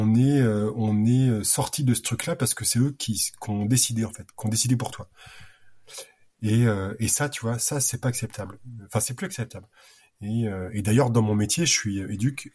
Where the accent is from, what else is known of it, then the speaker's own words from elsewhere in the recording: Normandy, France; je suis normand